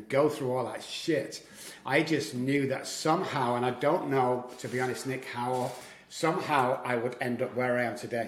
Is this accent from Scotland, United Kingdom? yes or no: no; Manchester, North West England, United Kingdom; moved away as an adult; now in United States; I was born in Manchester, Moss Side, Manchester, to be correct, in the UK. I've been in America about 15 years.